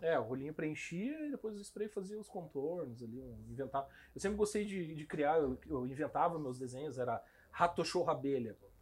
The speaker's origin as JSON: {"language": "Portuguese", "town": "Curitiba", "region": "Paraná", "country": "Brazil", "tie": "born or raised there", "also_born_or_lived": "Cacoal, Rondônia", "said": "E eu fui para Moarama e eu vim para Curitiba com uns oito anos de idade"}